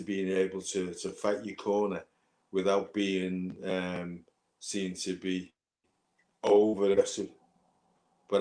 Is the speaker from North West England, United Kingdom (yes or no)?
yes; Liverpool, North West England, United Kingdom